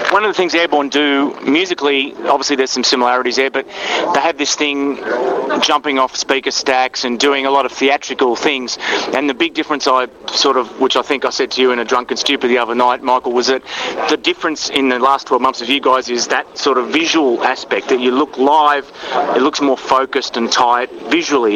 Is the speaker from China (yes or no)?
no; Australia; I'm from Australia